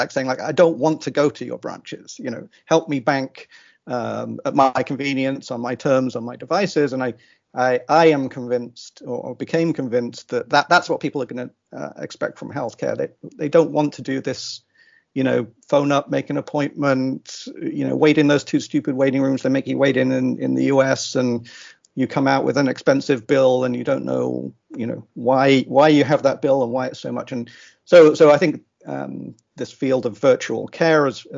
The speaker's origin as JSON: {"language": "English", "region": "England", "country": "United Kingdom", "tie": "born or raised there", "moved": "yes", "lives_now": "Austin, United States", "said": "I grew up in England."}